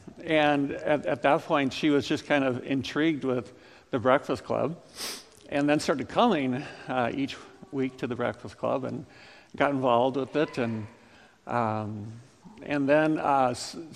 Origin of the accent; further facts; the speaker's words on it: Ames, Iowa, United States; also born or lived in Lincoln, Nebraska; I grew up in Ames